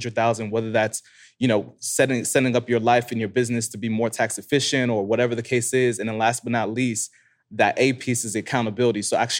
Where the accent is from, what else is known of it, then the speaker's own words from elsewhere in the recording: Florida, United States; So I'm originally from South Florida.